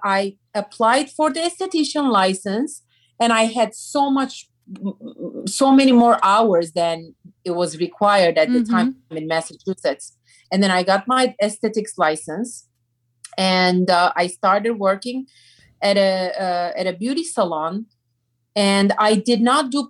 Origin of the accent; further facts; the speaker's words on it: Turkey; English is a second language; now in United States; I'm from Turkey